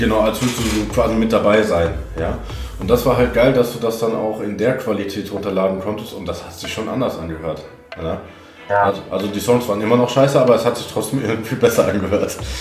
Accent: Hagen, North Rhine-Westphalia, Germany; ich komme gebürtig halt aus Hagen

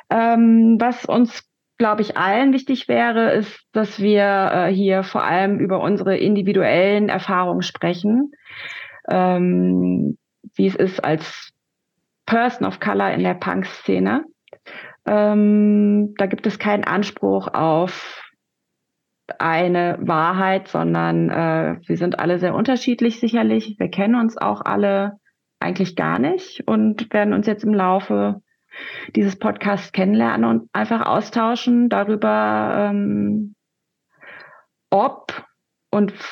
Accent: Rhineland, Germany; now in Berlin, Germany; Ich bin kurz überlegen, 1977 geboren, ich komme aus dem Rheinland, lebe aber seit über 20 Jahren in Berlin. Meine Eltern sind aus Korea, sowohl Nord als auch Süd.

